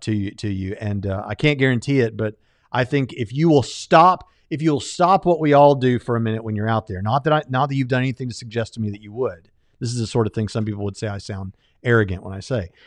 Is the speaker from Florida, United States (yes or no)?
yes; Jacksonville, Florida, United States; I grew up in Jacksonville, Florida, went to the beach every weekend